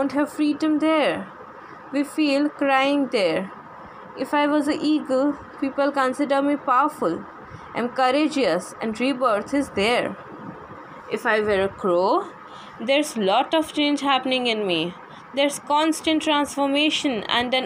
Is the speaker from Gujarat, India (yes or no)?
yes; Gujarat, India; I'm basically from Gujarat.